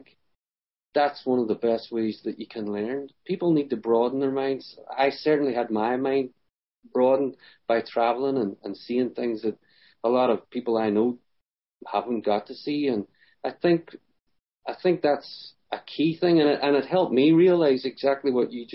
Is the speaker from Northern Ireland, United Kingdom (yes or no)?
yes; Derry, Northern Ireland, United Kingdom; I grew up in the Troubles